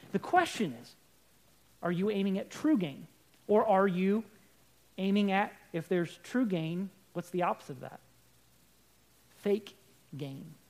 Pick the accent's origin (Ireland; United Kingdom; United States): United States; We're Americans.